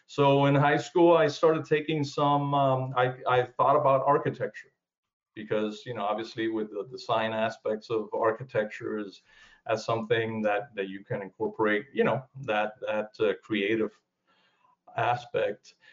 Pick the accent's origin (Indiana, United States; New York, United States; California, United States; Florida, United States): Florida, United States; South; moved away as an adult; also born or lived in Cuba; now in Georgia, United States; I was born in Cuba. I came to the uh, U.S. in 1969, mm-hmm. and basically I grew up in uh, South Florida and moved to Georgia uh, in 2006.